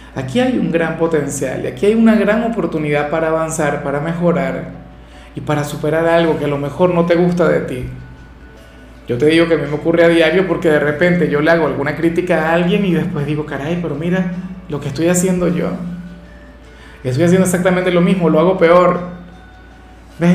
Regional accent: Venezuela; En mi país, en Venezuela

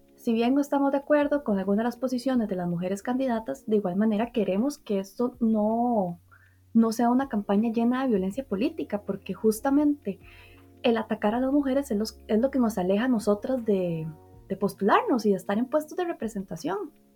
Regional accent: Heredia, Costa Rica; yo soy de Heredia de Costa Rica

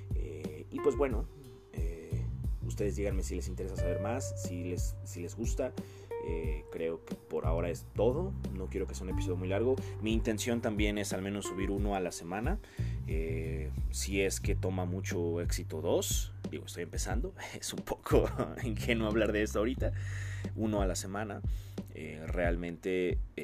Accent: Mexico; yo soy de México

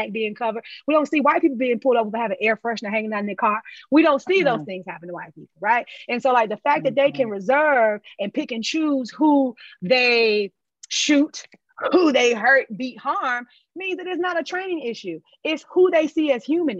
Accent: Charlotte, North Carolina, United States; accent: African-American dialect; I'm from Exit 4, Nation's Fort Row, and Charlotte, North Carolina. And this is how we talk

